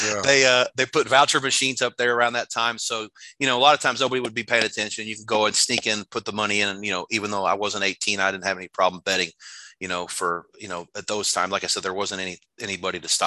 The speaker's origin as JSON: {"language": "English", "town": "Jeffersonville", "region": "Indiana", "country": "United States", "tie": "born or raised there", "also_born_or_lived": "Costa Rica", "moved": "as an adult", "said": "I got a job as a sports editor back my hometown newspaper in Jeffersonville, Indiana, right across the river from Louisville."}